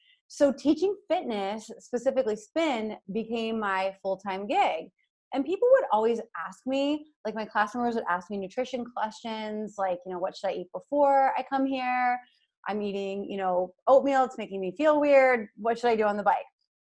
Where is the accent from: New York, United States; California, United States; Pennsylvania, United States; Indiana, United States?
Pennsylvania, United States; Hershey; I'm from Hershey, PA. Like, that's just in my DNA, right?